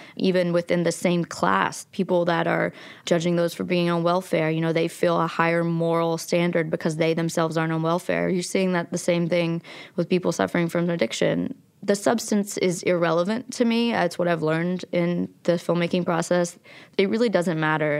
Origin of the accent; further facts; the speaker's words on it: Logan, West Virginia, United States; also born or lived in Abingdon, Virginia; I was born in Abingdon, Virginia, and I grew up in Logan, West Virginia.